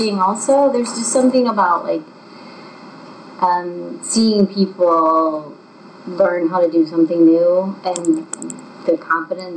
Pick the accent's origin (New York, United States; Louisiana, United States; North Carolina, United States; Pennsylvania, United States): Pennsylvania, United States; Hummelstown; moved away as an adult; also born or lived in Boston; now in Kutztown, United States; I am from a little town near Hershey called Hummelstown. It's similar to Kutztown. And I grew up there